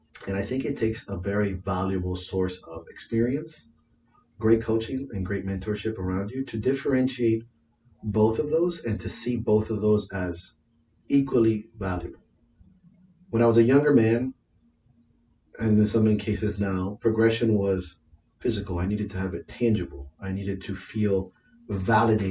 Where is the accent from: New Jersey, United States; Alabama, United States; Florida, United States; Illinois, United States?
Florida, United States; Miami; I'm from Miami